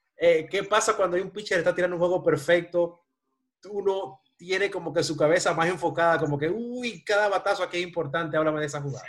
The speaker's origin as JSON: {"language": "Spanish", "country": "Dominican Republic", "said": "yo soy de República Dominicana"}